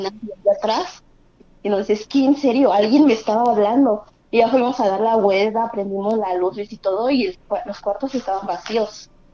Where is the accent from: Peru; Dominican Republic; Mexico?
Mexico; Naucalpan, State of Mexico; De Estado de México, en Naucalpan